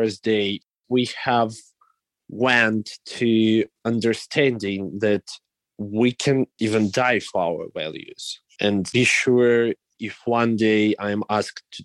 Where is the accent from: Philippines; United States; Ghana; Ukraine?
Ukraine; first language Russian; English is a second language; I'm a Russian speaking person. I was born in the Russian speaking region.